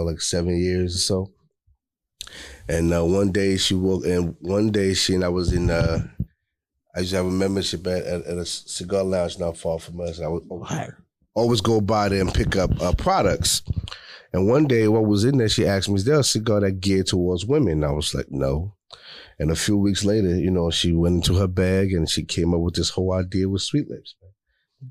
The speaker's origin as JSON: {"language": "English", "town": "New York City", "region": "New York", "country": "United States", "moved": "yes", "lives_now": "Houston, United States", "said": "I'm from Queens"}